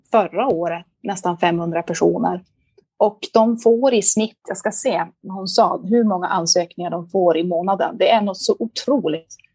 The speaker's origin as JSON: {"language": "Swedish", "country": "Liberia", "tie": "born there", "said": "Och när de flyttade till Liberia så var min mamma gravid med mig. Så jag föddes i Liberia eh"}